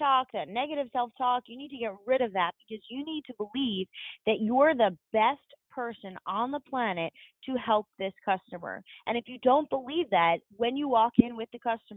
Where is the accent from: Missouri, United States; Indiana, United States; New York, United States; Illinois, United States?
New York, United States; New York City; now in Charlotte, United States; I'm from New York.